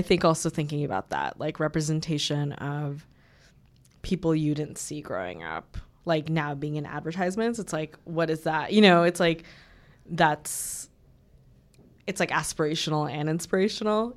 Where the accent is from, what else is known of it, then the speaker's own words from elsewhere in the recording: New York City, New York, United States; my family is an immigrant family from Bangladesh. We s, we're from Queens, New York. That's where I've lived most of my life